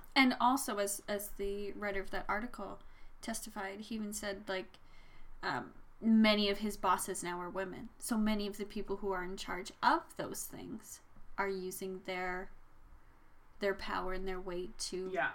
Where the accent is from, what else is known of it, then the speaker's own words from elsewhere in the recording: Red Deer, Alberta, Canada; also born or lived in Saskatchewan; I moved to Deer from Saskatchewan when I was ten